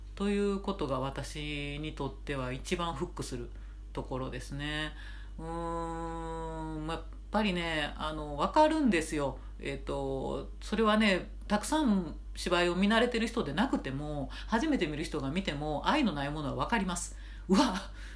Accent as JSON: {"language": "Japanese", "region": "Nara", "country": "Japan", "tie": "born or raised there", "moved": "as an adult", "lives_now": "Tokyo, Japan", "said": "義務教育ってものをね、奈良で、えー、卒業したらですね、えっと、上京したかったんですね"}